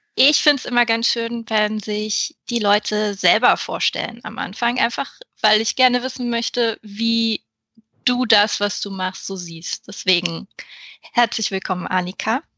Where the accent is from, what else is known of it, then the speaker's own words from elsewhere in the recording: Saxony-Anhalt, Germany; ich komme aus einer Großfamilie aus Sachsen-Anhalt mit sehr wenig Geld